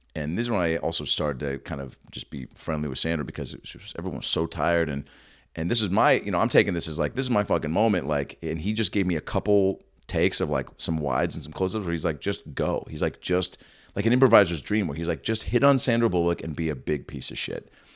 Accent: Seattle, Washington, United States; I'm actually, I'm from Seattle.

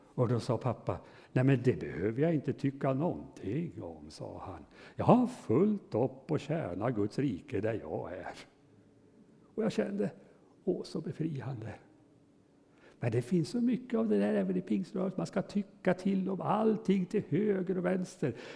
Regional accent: Hudiksvall, Gävleborg County, Sweden; hemma i Hudiksvall där jag är född och uppväxt i församlingen där

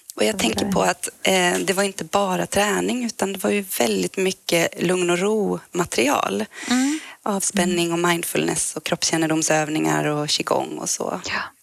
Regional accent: Växjö, Kronoberg County, Sweden; now in Stockholm, Sweden; jag kommer från Växjö, Småland ursprungligen

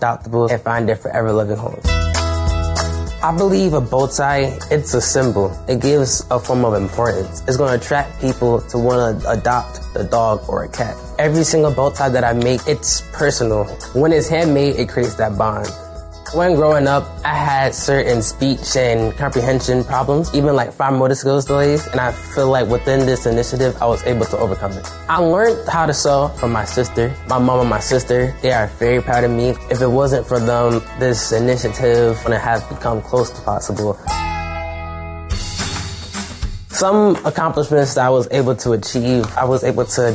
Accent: North New Jersey, United States; I'm 16 years old. I'm from North New Jersey

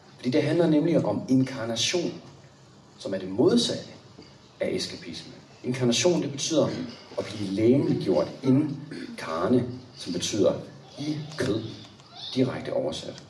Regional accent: Copenhagen, Capital Region of Denmark, Denmark; Anne og jeg, vi er jo fra København

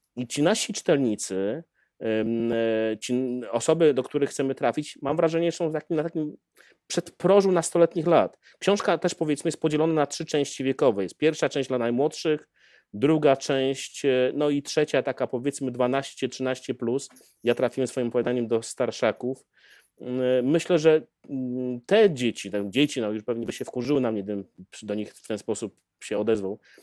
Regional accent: Białystok, Podlaskie Voivodeship, Poland; moje dzieciństwo spędzone w Białymstoku, a zatem e, na, na Podlasiu

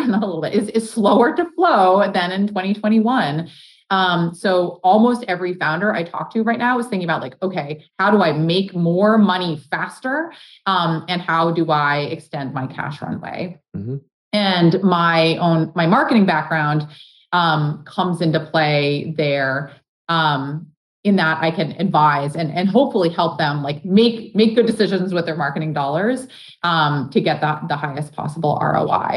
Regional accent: Boston, Massachusetts, United States; I grew up around Boston and now have been here and worked here for whatever, 15 years.

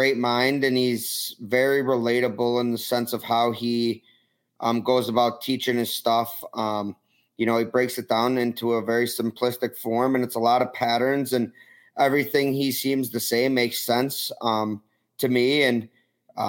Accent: Rochester, New York, United States; also born or lived in Philadelphia; I went to every Nighthawks game growing up. I was a season ticket

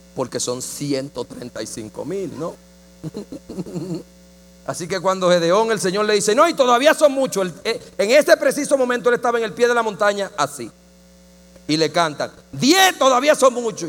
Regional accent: Dominican Republic; yo la vi en el Chavo del Ocho en mi país

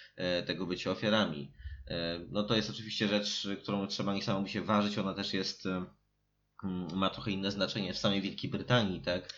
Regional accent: Warsaw, Masovian Voivodeship, Poland; jesteśmy z Warszawy

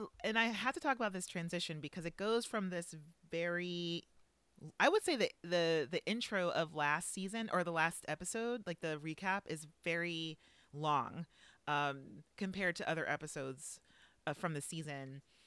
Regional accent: the South, United States; everyone thinks that because I'm from the South, that I'm a nature boy.

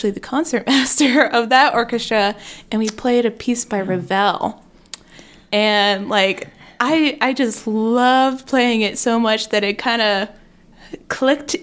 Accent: Athens, Georgia, United States; moved away as an adult; now in Indiana, United States; born and raised in Georgia

